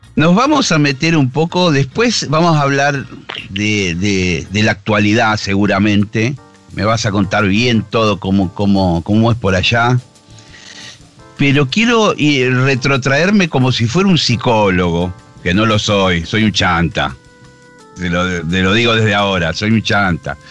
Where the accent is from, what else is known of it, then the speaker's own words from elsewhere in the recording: Argentina; somos nosotros los argentinos